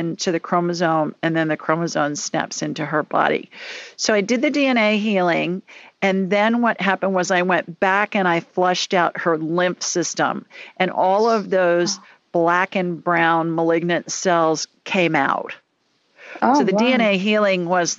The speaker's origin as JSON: {"language": "English", "town": "Columbus", "region": "Ohio", "country": "United States", "tie": "born or raised there", "moved": "yes", "lives_now": "Alabama, United States", "said": "I grew up in Columbus, which is a couple hours north of you."}